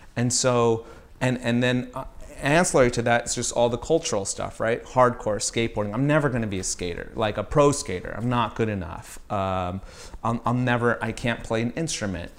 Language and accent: English; Riverside, California, United States; also born or lived in Virginia / Maryland / Baltimore; I grew up in Riverside, California